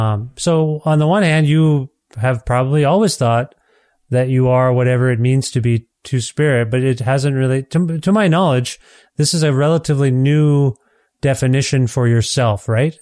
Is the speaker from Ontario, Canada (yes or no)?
no; Edmonton, Alberta, Canada; my hometown here in Edmonton